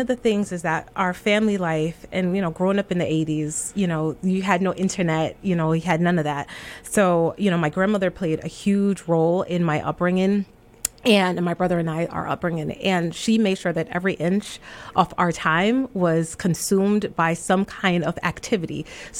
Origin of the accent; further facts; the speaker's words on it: New York City, New York, United States; also born or lived in Kingston, Jamaica; I was born in Kingston, Jamaica. My family immigrated to the United States when I was 2. So that was my mom, my dad, my brother, and myself. And we settled in the Bronx.